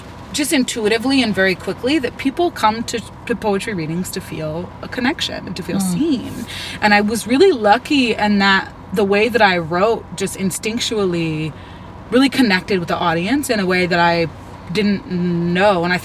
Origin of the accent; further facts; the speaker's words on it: Northern California, United States; moved away as an adult; also born or lived in Baton Rouge, Louisiana; I'm originally from Northern California and moved to Baton Rouge, Louisiana when I was 19.